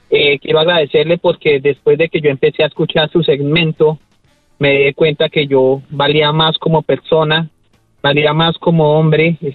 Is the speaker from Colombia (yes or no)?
yes; Colombia; soy colombiano, soy colombiano, soy colombiano